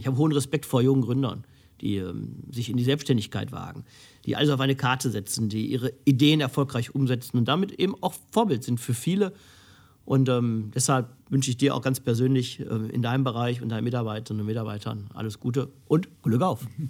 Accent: Essen, North Rhine-Westphalia, Germany; meiner Heimatstadt Essen

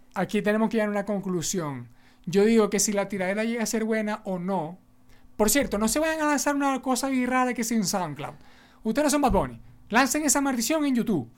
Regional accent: Venezuela; somos venezolanos

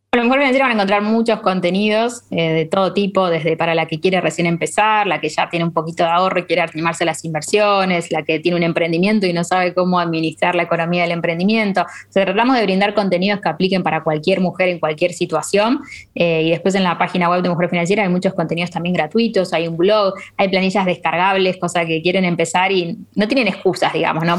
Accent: Argentina; países como Argentina que tenemos esta inflación

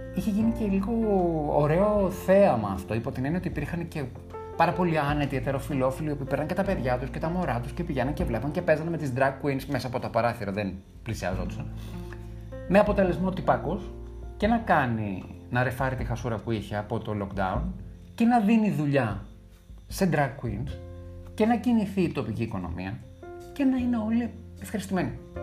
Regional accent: Greece; ένιωσα περήφανος που είμαι Έλληνας

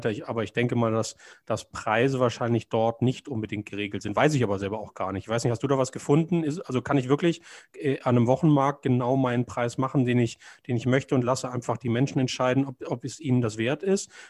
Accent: Konstanz, Baden-Württemberg, Germany; now in Hamburg, Germany; Äh, ich komme ja aus Konstanz, da gibt es die Marktstätte, also letztendlich der größte Platz in Konstanz, ist die Marktstätte.

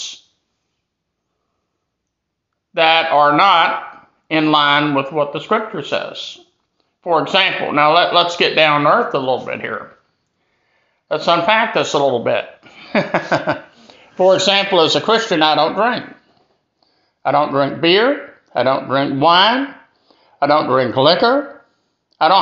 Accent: Greenville, South Carolina, United States; my hometown of Greenville, South Carolina

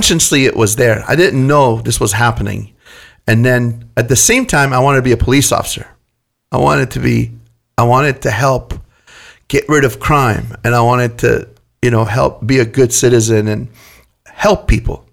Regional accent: Damascus, Damascus Governorate, Syria; now in California, United States; I grew up very poor in Syria, Damascus, Syria

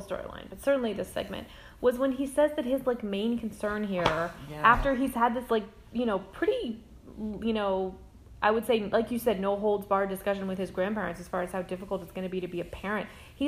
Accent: East Coast, United States; Because like I said, we're from the East Coast.

